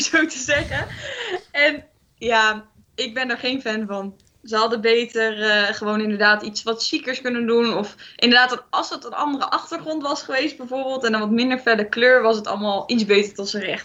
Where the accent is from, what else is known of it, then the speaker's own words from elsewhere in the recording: Eindhoven, North Brabant, Netherlands; Ik kom uit Eindhoven